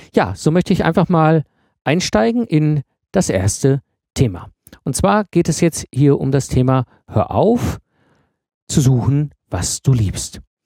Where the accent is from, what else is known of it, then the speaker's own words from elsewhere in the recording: the Ruhr area, North Rhine-Westphalia, Germany; meiner Zeit als Jugendlicher im Pott, als ich in den 90er Jahren groß geworden bin